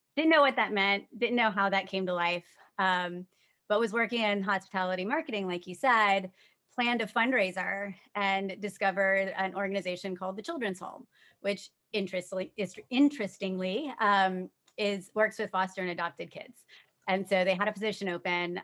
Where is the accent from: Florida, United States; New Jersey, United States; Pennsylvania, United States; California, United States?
Florida, United States; Tampa; moved away as an adult; now in Washington, D.C., United States; born and raised in Tampa